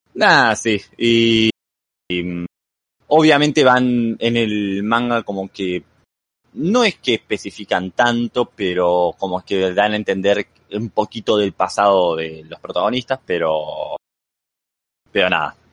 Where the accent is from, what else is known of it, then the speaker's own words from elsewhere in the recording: Argentina; moved away as an adult; now in Mexico; soy de Argentina, o sea, soy argentino, pero actualmente estoy residiendo en México